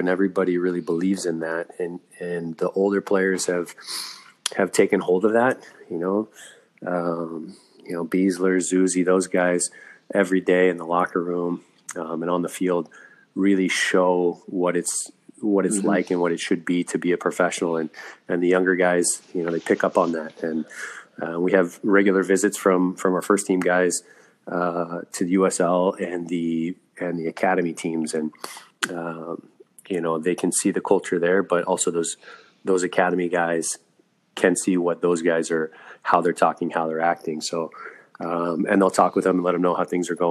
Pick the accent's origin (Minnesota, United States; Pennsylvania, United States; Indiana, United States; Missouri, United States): Missouri, United States; Kansas City; also born or lived in Moraga, California / Bay Area, California / Fresno, California / Germany; I grew up in Kansas City, played youth soccer